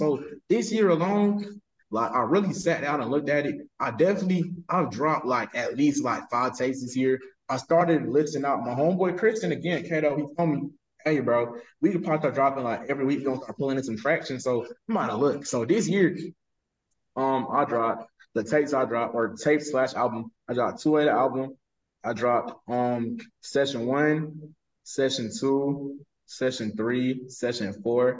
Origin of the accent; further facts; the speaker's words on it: West Palm Beach, Florida, United States; I'm from West Palm Beach. I grew up in a nice area, for real.